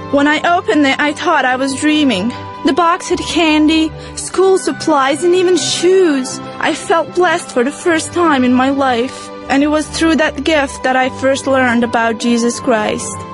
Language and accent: English; Bosnia & Herzegovina; English is a second language; I was born and raised in Bosnia. When I was a child, our country was at war